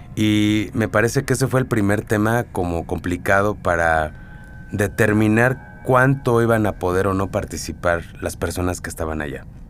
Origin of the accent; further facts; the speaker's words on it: Mexico; nosotros como mexicanos, como latinos